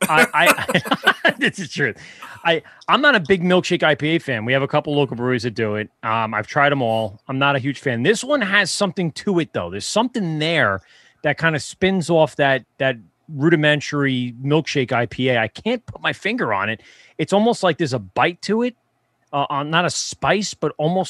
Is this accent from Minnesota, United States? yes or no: no; New York, United States; accent: New York; also born or lived in Maryland; my New York accent